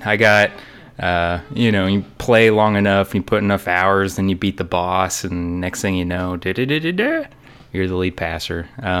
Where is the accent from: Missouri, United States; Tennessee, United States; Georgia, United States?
Tennessee, United States; Murfreesboro; I am from Murfreesboro, Tennessee. Yay, Murfreesboro. It's a little south of Nashville.